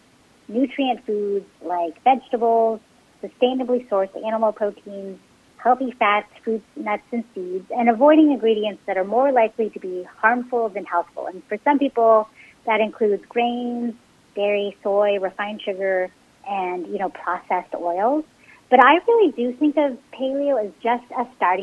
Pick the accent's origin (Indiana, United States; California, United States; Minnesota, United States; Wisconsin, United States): California, United States; San Francisco Bay Area; growing up in the San Francisco Bay Area, like, my mom cooked Cantonese Chinese food